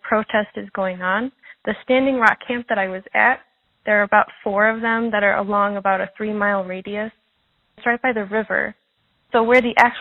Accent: Montreal, Quebec, Canada; I'm from the Wakashina tribe in Montreal

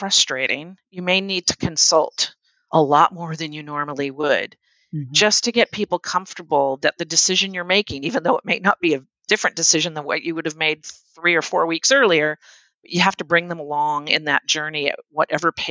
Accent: United States; being an American and American culture

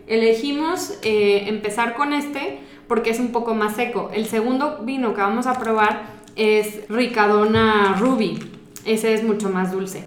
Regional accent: Mexico; nosotros como mexicanos

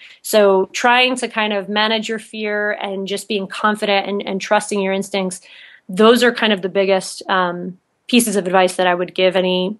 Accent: New York, United States; now in Utah, United States; there's a few things missing in Utah that I can kind of see from being a New Yorker

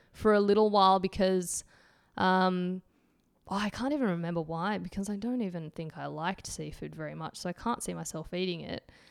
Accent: Antwerp, Flanders, Belgium; accent: Antwerp; my Antwerp accents

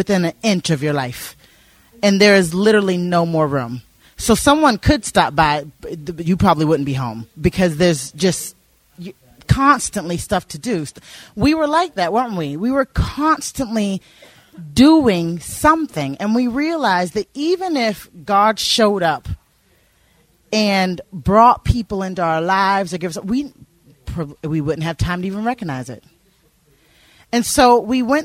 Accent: the South in America, United States; moved away as an adult; now in Northern Ireland, United Kingdom; I grew up in the South in America

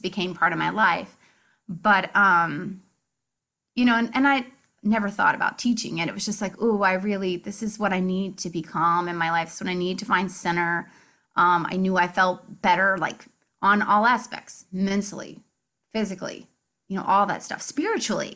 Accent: Indiana, United States; moved away as an adult; also born or lived in Chicago, Illinois; now in Marietta, Georgia, United States; I'm from Indiana

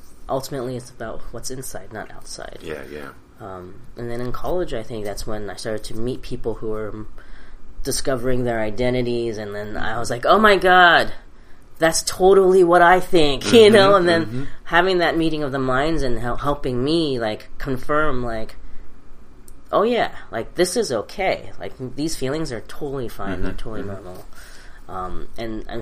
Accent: New York City, New York, United States; English is a second language; also born or lived in Hong Kong; I grew up in Queens. English was, like, my third language.

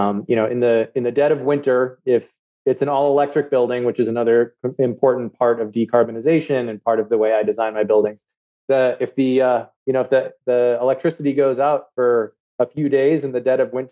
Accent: Minnesota, United States; moved away as an adult; also born or lived in Chicago / Washington, D.C. / London; I'm from Minnesota. And when I moved back with my family to the Twin Cities

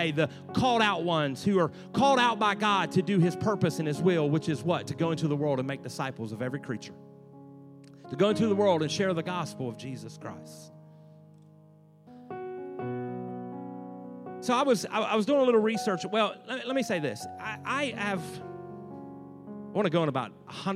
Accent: West Virginia, United States; I grew up in West Virginia, and they say West Virginia hillbillies are strange

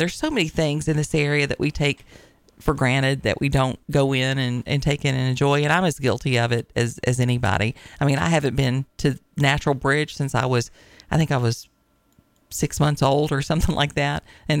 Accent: Tennessee, United States; also born or lived in Virginia; It was interesting to me once I moved to Virginia, because I was from Tennessee originally

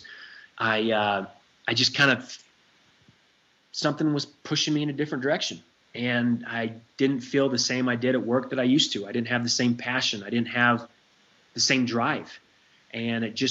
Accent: Salt Lake City, Utah, United States; I grew up in the Mecca of Mormonism here in Salt Lake City

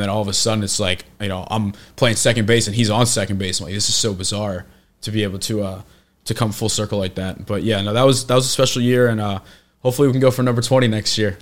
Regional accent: Delaware County, Pennsylvania, United States; growing up in Delco

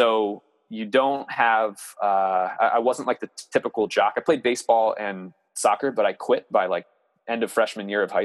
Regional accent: Harrisburg, Pennsylvania, United States

